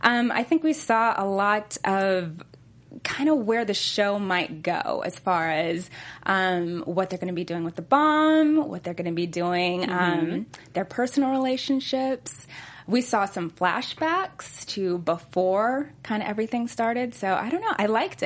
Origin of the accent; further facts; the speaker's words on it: Los Alamos, New Mexico, United States; I'm actually from Los Alamos. That's awesome. Yeah, born and raised, and my grandfather actually worked on the Manhattan Project.